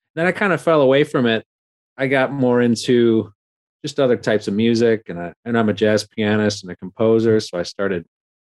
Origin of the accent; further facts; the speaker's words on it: Milwaukee, Wisconsin, United States; I'm from Milwaukee